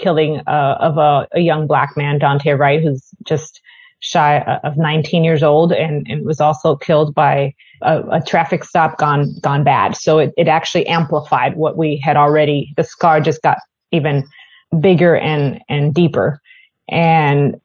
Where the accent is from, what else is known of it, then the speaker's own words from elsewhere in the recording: Puerto Rico; now in Minnesota, United States; I'm originally from Puerto Rico, so I'm not from Minnesota originally